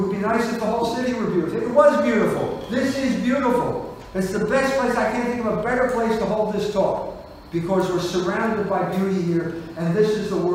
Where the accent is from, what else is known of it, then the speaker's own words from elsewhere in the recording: Philadelphia, Pennsylvania, United States; My wife and I came from Fishtown. Our families came from Fishtown.